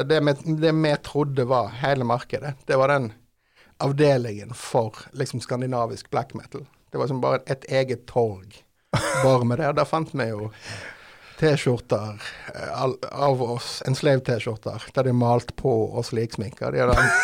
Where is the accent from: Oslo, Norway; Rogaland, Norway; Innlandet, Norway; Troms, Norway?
Rogaland, Norway; Haugesund; Vi kommer fra Haugesund, jeg og vokalist eh, …